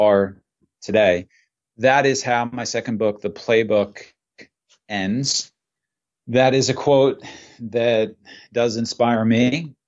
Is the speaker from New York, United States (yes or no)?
yes; Port Jefferson, New York, United States; also born or lived in Connecticut; I grew up in Port Jefferson, New York, which is a small town in Long Island.